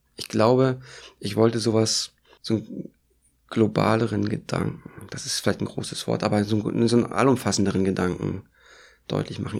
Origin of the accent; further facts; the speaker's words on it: East Germany, Germany; Ich bin in der DDR groß geworden